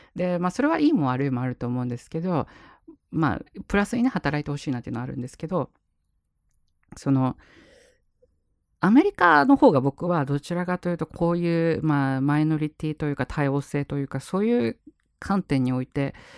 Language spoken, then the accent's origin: Japanese; Japan; 僕ら日本に生まれてよかったな